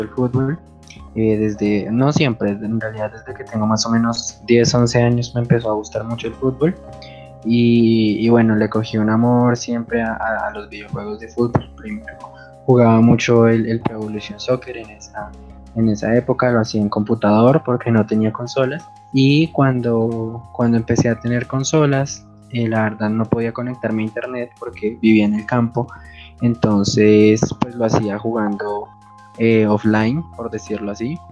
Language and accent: Spanish; Colombia; now in Bogotá, Colombia